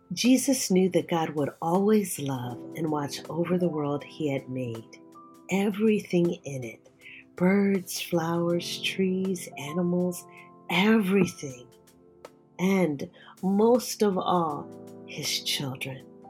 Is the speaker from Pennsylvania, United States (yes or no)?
yes; Philadelphia, Pennsylvania, United States; I was born and raised in Philadelphia